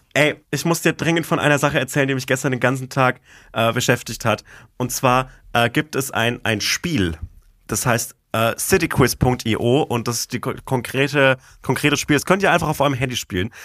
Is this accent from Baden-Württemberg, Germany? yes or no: no; Bavaria, Germany; Ich komme aus Bayern